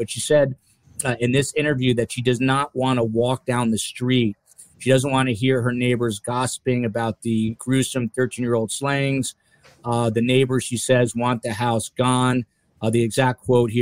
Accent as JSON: {"language": "English", "region": "New Jersey", "country": "United States", "said": "My home state"}